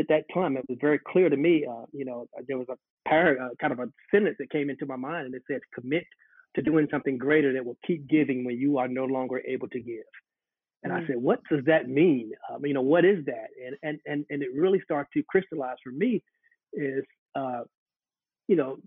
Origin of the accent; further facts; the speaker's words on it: Charlotte, North Carolina, United States; I'm a native Charlottean. I grew up here in Charlotte, went to school here on the west side